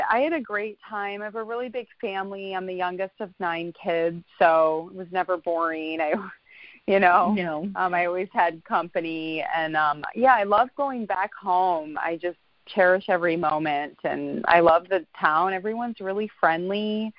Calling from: Los Angeles, California, United States; I'm dialing in from Los Angeles, California.

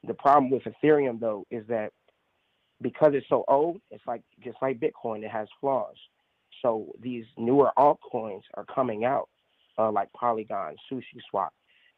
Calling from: Atlanta, Georgia, United States; I'm reporting from Atlanta, Georgia.

